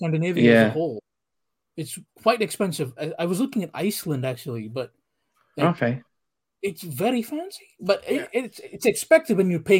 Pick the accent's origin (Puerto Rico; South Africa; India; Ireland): India; accent: Indian; moved away; also born or lived in Europe; I am from India